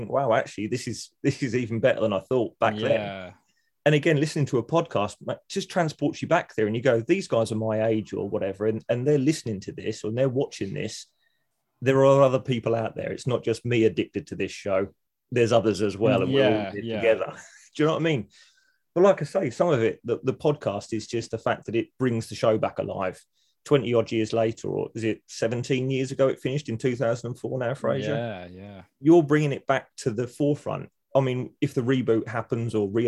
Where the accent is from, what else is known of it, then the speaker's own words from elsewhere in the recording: United Kingdom; being British